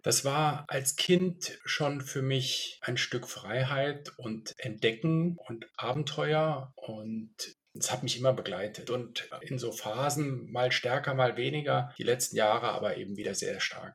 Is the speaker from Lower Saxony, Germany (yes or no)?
no; Münster, North Rhine-Westphalia, Germany; also born or lived in Munich / Milan; now in Switzerland; Ich bin aber geboren in Deutschland. Meine Familie kommt so halb-halb. Und ich bin in Münster geboren, habe lange in München gelebt und lebe jetzt seit zwölf Jahren in der Schweiz.